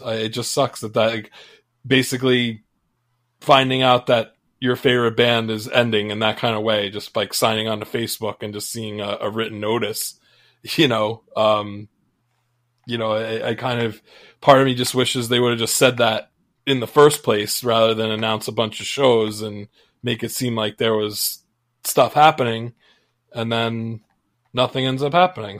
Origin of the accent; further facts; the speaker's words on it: United States; as an American fan